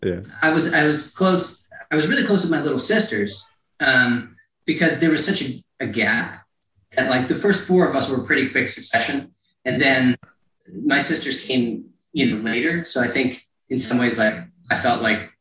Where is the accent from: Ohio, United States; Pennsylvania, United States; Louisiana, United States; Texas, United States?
Pennsylvania, United States; Stroudsburg; also born or lived in Carteret, New Jersey; I grew up there until I was about 7. And then I moved to Stroudsburg